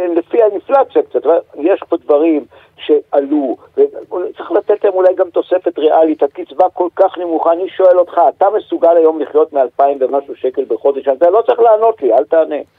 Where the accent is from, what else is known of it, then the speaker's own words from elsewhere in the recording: Jerusalem, Jerusalem District, Israel; also born or lived in Bonn, Germany; אני ירושלמי